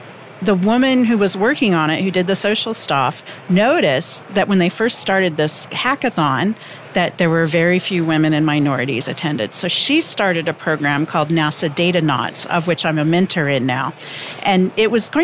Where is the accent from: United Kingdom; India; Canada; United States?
United States; Midwestern U.S.; Growing up in Midwestern U.S. with very few connections